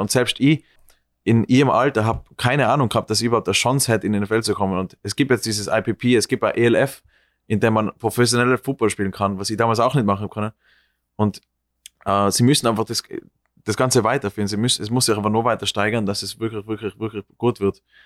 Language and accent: German; Austria; moved away as an adult; now in New York, United States; als Österreicher